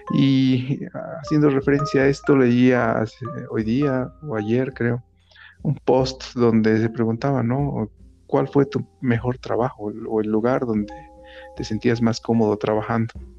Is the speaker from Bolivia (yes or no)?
yes; Oruro, Bolivia; cuando era niño en Oruro